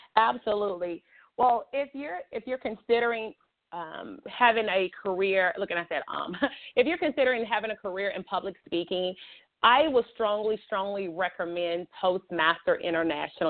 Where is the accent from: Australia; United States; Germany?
United States; Montgomery, Alabama; also born or lived in Chicago, Illinois; I'm originally from Montgomery, Alabama, but I was born in Chicago, Illinois